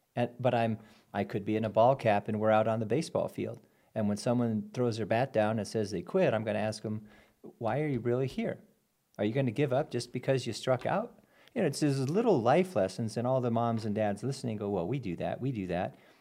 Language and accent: English; Albuquerque, New Mexico, United States; moved away; also born or lived in Durango, Colorado / Lake of the Ozarks, Missouri; born and raised in Albuquerque